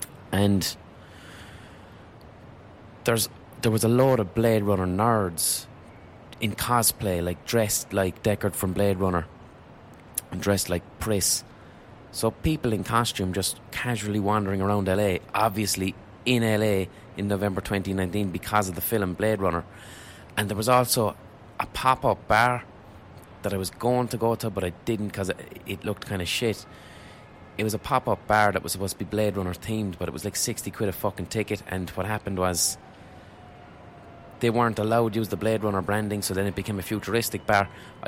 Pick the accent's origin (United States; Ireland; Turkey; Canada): Ireland; So I was invited over as an Irish writer to Los Angeles with a load of other Irish artists